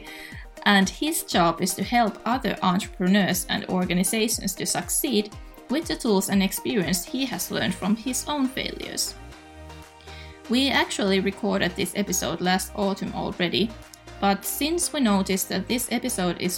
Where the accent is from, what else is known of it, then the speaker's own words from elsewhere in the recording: Finland; my, let's say, beautiful home country